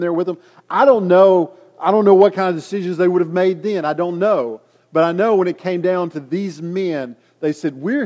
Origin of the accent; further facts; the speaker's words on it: United States